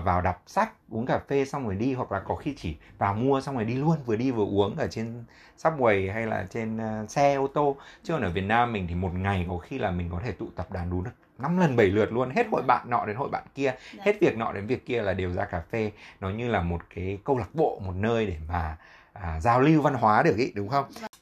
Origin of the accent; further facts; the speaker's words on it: Hanoi, Vietnam; moved away as an adult; mình là lớn lên ở Việt Nam